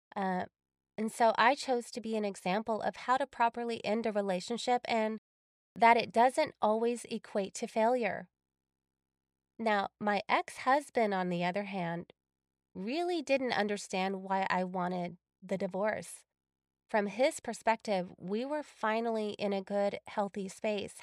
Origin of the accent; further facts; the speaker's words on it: Texas, United States; moved away as an adult; also born or lived in California; I had moved back to my home state of Texas